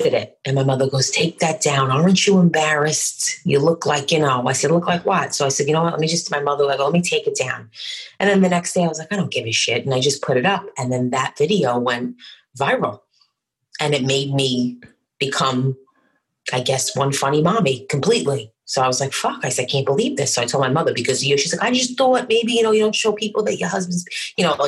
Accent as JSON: {"language": "English", "town": "New York City", "region": "New York", "country": "United States", "tie": "born or raised there", "moved": "yes", "said": "I'm from Brooklyn"}